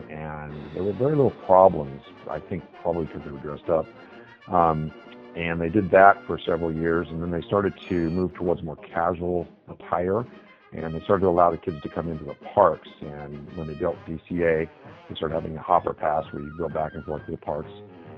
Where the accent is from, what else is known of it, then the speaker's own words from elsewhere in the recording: California, United States; also born or lived in Florida / Tennessee; but I actually was mostly from California. I was born in Florida, but I was mostly from California.